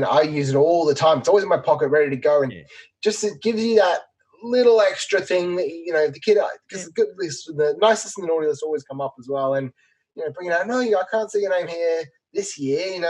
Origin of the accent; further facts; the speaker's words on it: England, United Kingdom; now in Australia; growing up in England